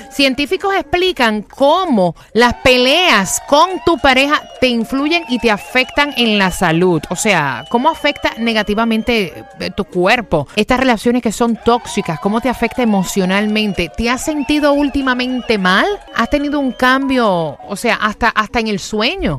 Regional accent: Puerto Rico

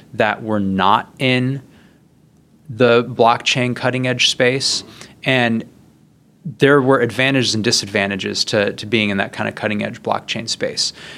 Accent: Midwest, United States; I grew up in the Midwest.

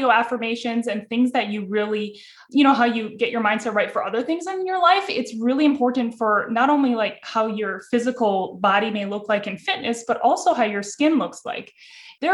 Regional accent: Cleveland, Ohio, United States; I'm born and raised in Cleveland, Ohio.

